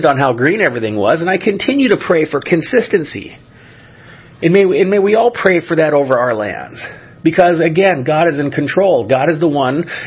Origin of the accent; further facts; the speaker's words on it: California, United States; moved away; My home state of California was suffering some droughts for a long time